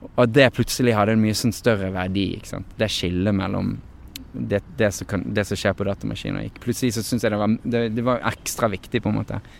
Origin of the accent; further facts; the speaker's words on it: Norway; moved away as an adult; now in Los Angeles, United States; som er fra Norge. Eh, at det, det, at jeg er født her